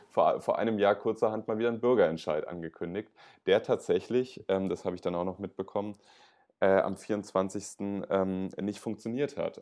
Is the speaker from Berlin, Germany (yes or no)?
yes; Berlin, Germany; ich als Berliner